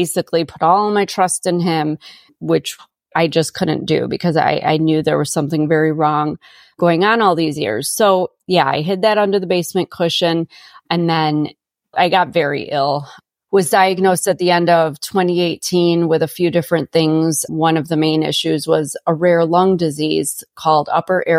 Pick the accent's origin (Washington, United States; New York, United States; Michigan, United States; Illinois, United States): Illinois, United States; Chicago; moved away as an adult; I grew up in Chicago and now I'm, you know, 90 miles southwest of Chicago in the middle of nowhere